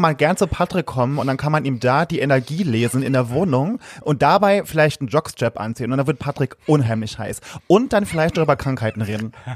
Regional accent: a small village near Saarlouis, Saarland, Germany; Ich komme aus dem, aus dem äh, einem schönen kleinen Dörfchen im Saarland. Das ist bei Saarlouis

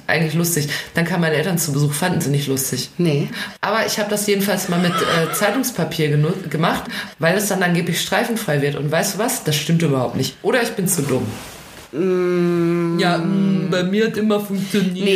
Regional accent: Ruhr area, North Rhine-Westphalia, Germany; Ich komme ja aus dem Ruhrgebiet

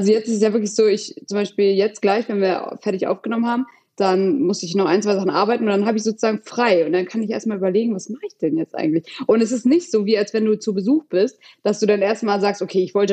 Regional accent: Hamburg, Germany; bin ich in meiner Heimat von Hamburg aus.

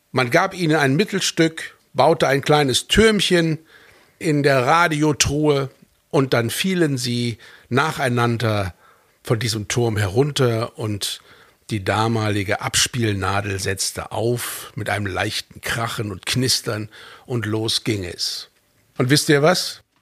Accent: Fulda, Hesse, Germany; born there; also born or lived in Norway / United States; Denn ich bin in Deutschland geboren. So. Und jetzt? Jetzt sollte ich es mir aussuchen. Norwegen, Stavanger, Louisiana, New Orleans, Hessen, Fulda.

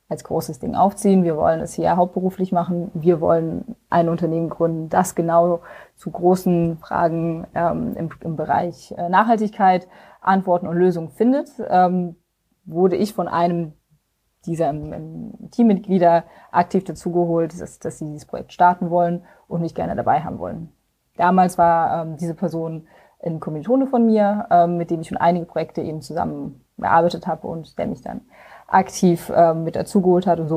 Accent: Rhineland-Palatinate, Germany; now in Berlin, Germany; ich komme eigentlich ganz aus dem Westen von Deutschland, so Grenze Luxemburg-Belgien und äh, bin schon seit einigen Jahren jetzt in Berlin.

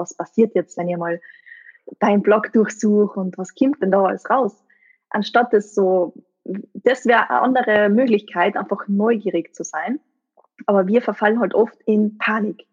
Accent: East Tyrol, Austria; aus meiner Gegend, also wo ich her bin, aus Osttirol

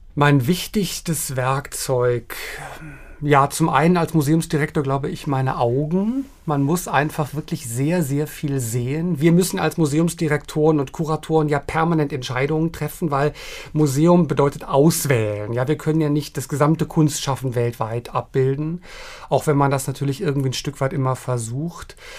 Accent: Berlin, Germany; moved away; ich bin ja in West-Berlin groß geworden

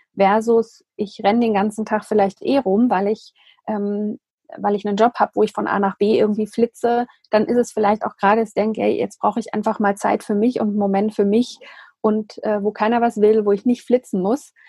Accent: Germany; für uns als, als Deutsche, dass wir hier in diesem Land

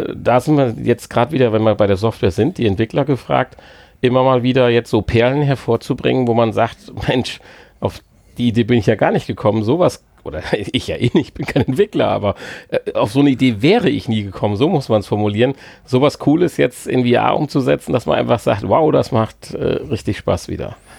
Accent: Germany; als Deutscher

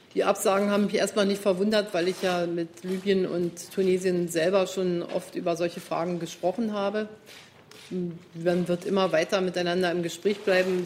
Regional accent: Germany; wir als Deutsche

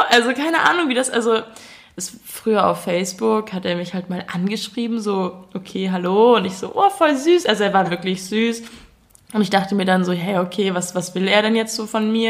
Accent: Munich, Bavaria, Germany; ich bin 21 Jahre alt, gebürtig Münchnerin.

